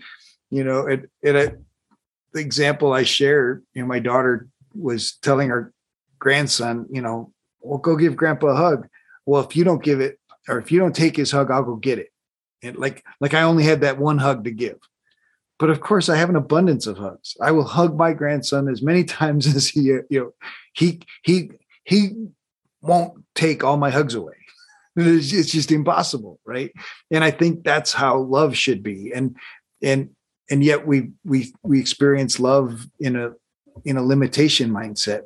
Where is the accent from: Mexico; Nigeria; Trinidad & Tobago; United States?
United States; Colorado; I grew up in Colorado